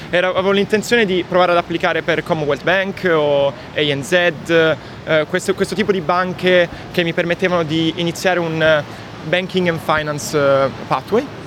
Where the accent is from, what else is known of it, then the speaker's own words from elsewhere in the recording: Bari, Apulia, Italy; also born or lived in Monopoli; Allora, io vengo da una piccola cittadina di, del sud, sud Italia, Monopoli. Sono nato lì, ho vissuto a Bari per i primi 14 anni della mia vita, ho iniziato a fare canottaggio quando avevo 12 anni.